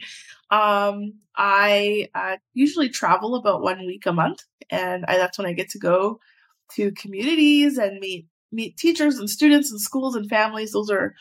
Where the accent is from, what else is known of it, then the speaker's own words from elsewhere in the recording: Edmonton, Alberta, Canada; I am from Edmonton, born and raised from the north side. I grew up in Castle Downs